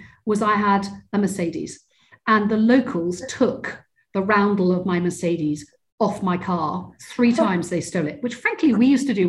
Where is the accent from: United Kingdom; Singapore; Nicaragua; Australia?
United Kingdom; Cornwall, South West England; moved away; I grew up in Cornwall, which is in the southwest of the UK